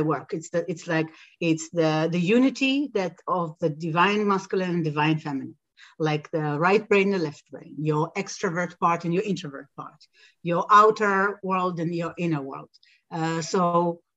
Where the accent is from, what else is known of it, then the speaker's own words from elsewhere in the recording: Jerusalem, Jerusalem District, Israel; I grew up in Israel, so I was born in Jerusalem and I grew up in a Western Israel society